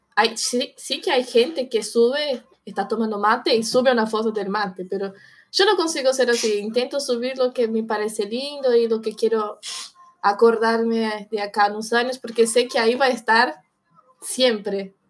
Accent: São Paulo, Brazil; Spanish is a second language; also born or lived in Buenos Aires, Argentina; now in Argentina; yo soy de Sao Paulo, es una ciudad muy parecida a Buenos Aires

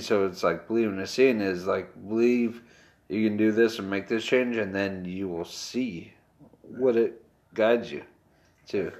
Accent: Westminster, California, United States; We grew up in Westminster.

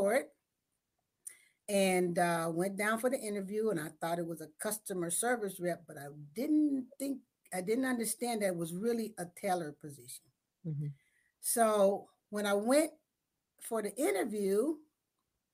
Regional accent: San Francisco, California, United States; I was raised in San Francisco in the Western Addition

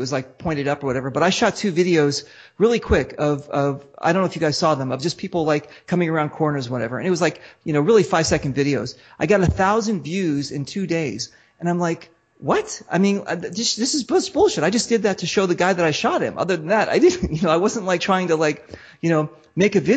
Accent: United States; I'm American

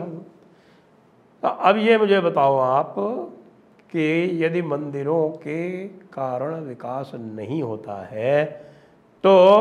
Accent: Ayodhya, Uttar Pradesh, India; अयोध्या में मैं पला बढ़ा भी हूँ बचपन में मैं अयोध्या में रहा हूँ

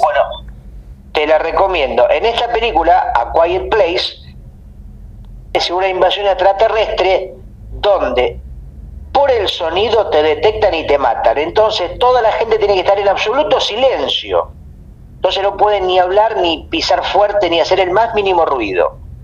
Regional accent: Mar del Plata, Buenos Aires Province, Argentina; also born or lived in Uruguay; En Mar del Plata, por ejemplo, donde yo nací

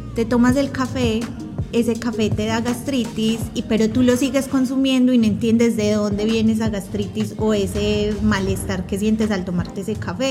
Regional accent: Colombia; moved away; soy colombiana y crecí consumiendo, como decimos en Colombia, el tinto, tintico en la casa

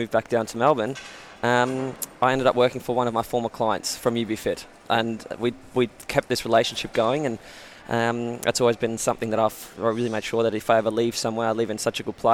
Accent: Germany; also born or lived in Australia; I grew up in Germany. I was born in Australia, but we moved to Germany straight away when I was about 9 months old.

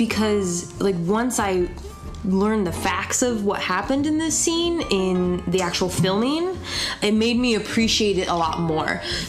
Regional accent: Southern California, United States; growing up in SoCal.

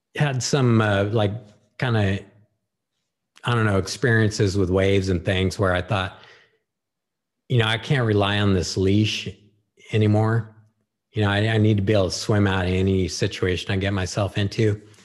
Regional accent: Santa Rosa, California, United States; also born or lived in Petaluma, California; my parents moved us to, uh, Rincon Valley

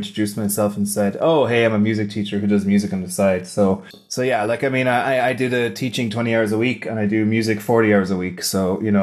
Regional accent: Wexford, Leinster, Ireland; moved away as an adult; now in Berlin, Germany; I am from Wexford in Ireland, currently living in Berlin since middle of 2016

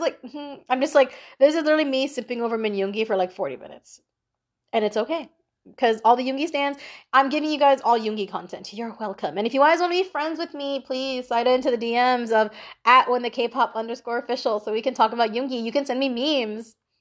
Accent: Philippines; I am a Filipino girl

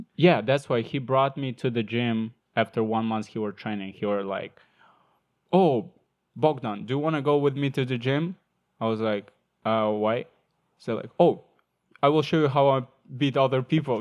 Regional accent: Ukraine; English is a second language; moved away as an adult; also born or lived in Sumy, Ukraine; when I moved from my hometown to other city, it's like Central Ukraine, Cold Sumy

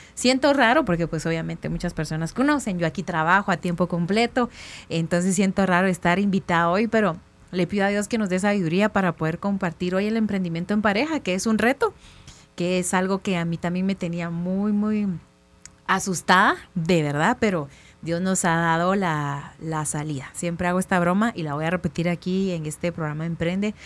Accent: Quetzaltenango, Guatemala; soy del interior de Guatemala, de Shela

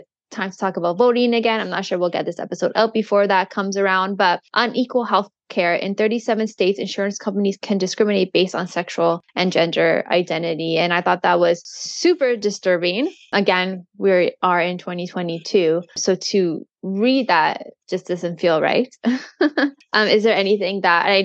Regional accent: Canada; I'm not American, I'm Canadian

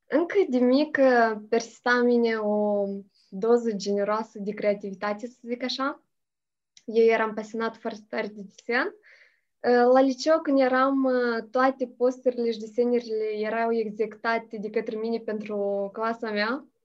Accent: Hârtopul Mare, Criuleni District, Moldova; moved away as an adult; now in Chișinău, Moldova; Sunt din Hârtopul Mare, raionul Criuleni și am făcut uh, studiile în Hârtopul Mic

